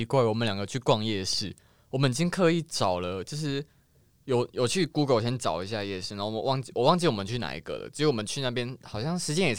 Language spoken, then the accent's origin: Chinese; Taipei, Taiwan; 我就台，我就天龙国人。